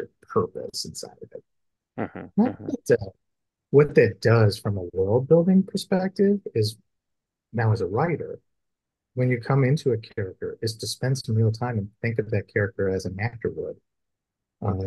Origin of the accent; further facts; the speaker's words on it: Chicago, Illinois, United States; I grew up in the Midwest, Chicagoland area